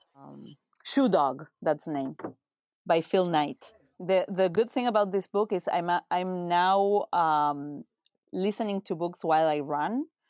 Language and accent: English; Uruguay; moved away as an adult; also born or lived in United States; I'm from Uruguay, which is a small country in Latin America, New York to Argentina and Brazil, uh, small country of three million people. Uh, I was born and raised there